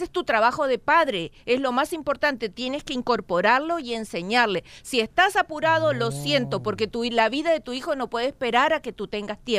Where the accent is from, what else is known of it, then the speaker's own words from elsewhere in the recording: Mexico; Qué pena, qué pena. Como mexicana estoy muy